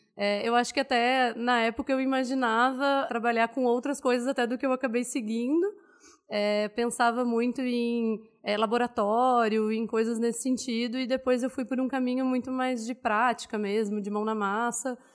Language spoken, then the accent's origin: Portuguese; Porto Alegre, Rio Grande do Sul, Brazil; moved away as an adult; also born or lived in Goiás; Eu sou gaúcha de Porto Alegre, nasci e vivi lá até os 24 anos, mais ou menos